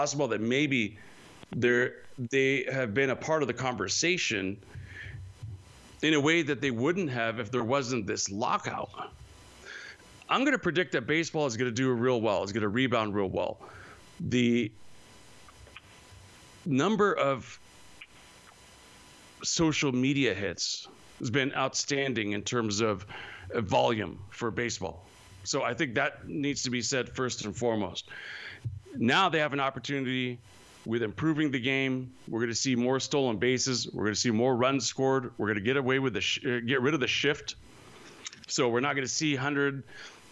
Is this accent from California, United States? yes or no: yes; Modesto, California, United States; moved away; I am originally from Modesto, so I got 209 in my heart all the way